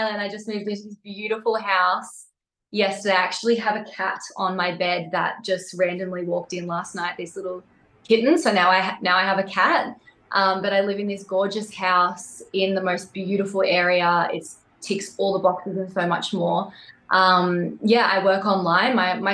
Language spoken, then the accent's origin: English; Wollongong, New South Wales, Australia; moved away as an adult; also born or lived in central Queensland; I actually ended up moving from Wollongong, that's where I'm originally from, to a farm that I bought into in central Queensland